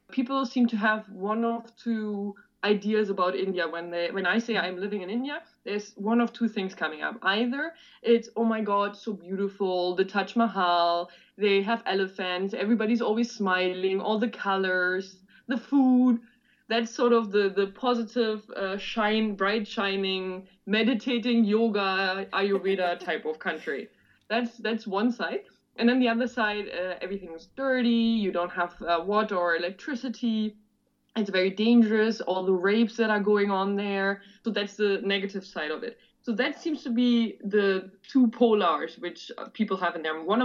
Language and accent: English; Germany; the taxi driver asked me where I'm from, so I'm saying, yeah, I'm from Germany.